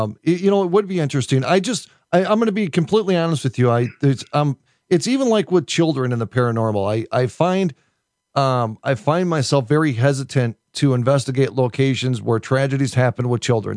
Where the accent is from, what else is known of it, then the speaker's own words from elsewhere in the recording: United States; an American